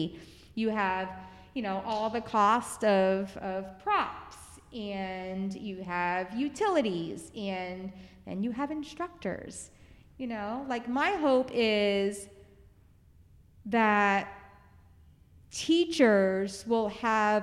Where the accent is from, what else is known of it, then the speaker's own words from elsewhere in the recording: Biddeford, Maine, United States; moved away; my gift to my hometown